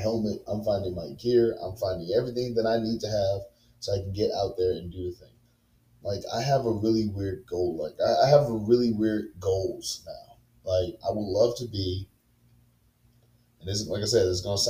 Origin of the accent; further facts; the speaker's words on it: Baton Rouge, Louisiana, United States; I'm very loyal to my hometown and very loyal to my city. I love Baton Rouge, Louisiana